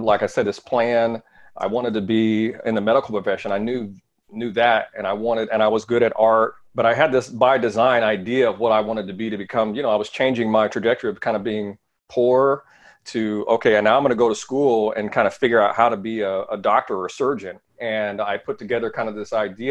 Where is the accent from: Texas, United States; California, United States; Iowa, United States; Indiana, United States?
Indiana, United States; also born or lived in Seattle, Washington; It was my sister and myself, we grew up together. So a little small town in Indiana. I was born in Seattle, Washington, moved out to Indiana.